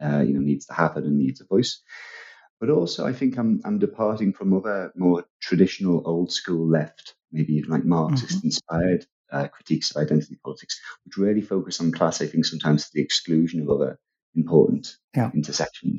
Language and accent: English; Liverpool, North West England, United Kingdom; a lot of people from Liverpool where I'm from, I've got a sort of Irish Catholic background